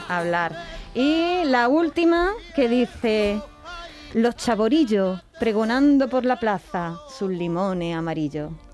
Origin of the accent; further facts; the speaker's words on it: Andalusia, Spain; quienes somos de Andalucía